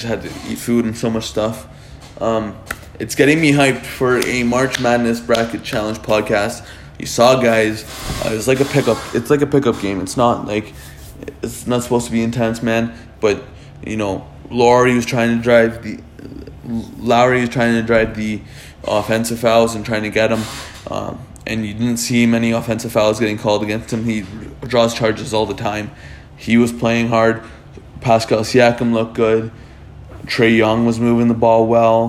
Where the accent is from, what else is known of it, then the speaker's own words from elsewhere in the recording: Canada; I'm Canadian-born